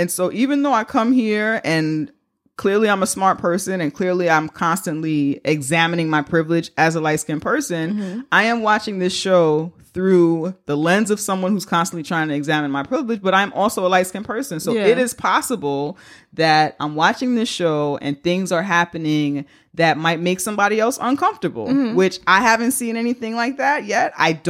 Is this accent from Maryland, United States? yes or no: no; New York City, New York, United States; We grew up in the Bronx